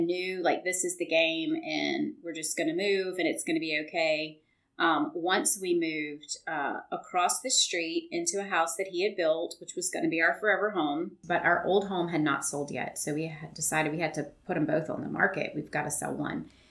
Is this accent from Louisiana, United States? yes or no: yes; central Louisiana, United States; now in Baton Rouge, United States; from central Louisiana, which is, you know, just 20, 30 minutes from here uh, grew up there